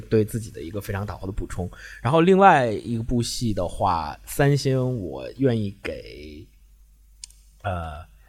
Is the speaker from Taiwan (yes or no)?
no; China; also born or lived in Beijing; 我们中国人